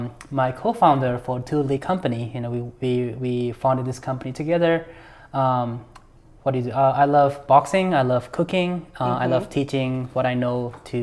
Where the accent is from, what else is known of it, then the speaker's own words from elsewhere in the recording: India; now in United States; or now I feel like, you know, I'm American, but at the same time, just being able to do it, having the freedom and the opportunities